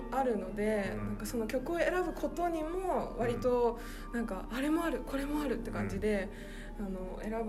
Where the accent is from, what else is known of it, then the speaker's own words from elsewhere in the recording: Fukuoka, Japan; 福岡県福岡市の出